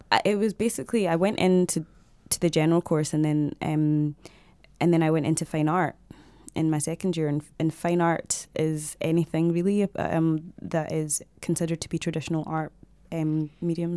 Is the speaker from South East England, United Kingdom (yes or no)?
no; Glasgow, Scotland, United Kingdom; also born or lived in Zimbabwe / Dundee; I grew up in Glasgow